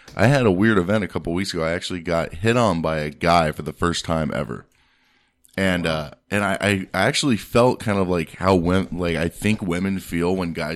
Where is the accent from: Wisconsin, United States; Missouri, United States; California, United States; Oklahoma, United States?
California, United States; San Diego; I'm from San Diego